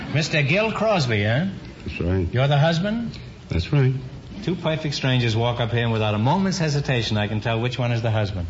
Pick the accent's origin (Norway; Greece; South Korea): Norway; Oslo; moved away; I'm from Oslo, Norway.